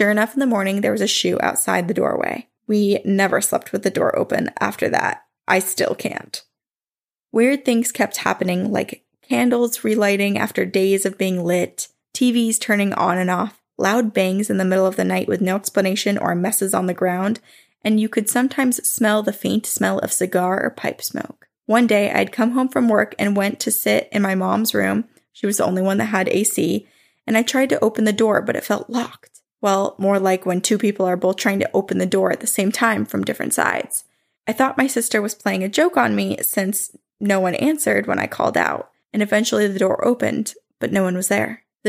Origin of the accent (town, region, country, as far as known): New Jersey, United States; born or raised there